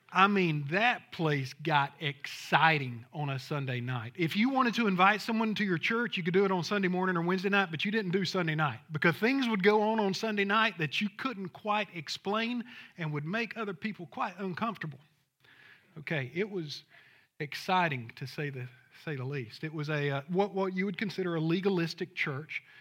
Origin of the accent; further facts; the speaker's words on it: Thomasville, Georgia, United States; I'm from Thomasville, Georgia, if you know where that's it, Southwest Georgia